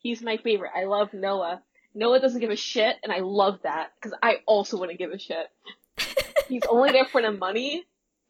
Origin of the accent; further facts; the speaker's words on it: United States; We're American, by the way, if you haven't noticed.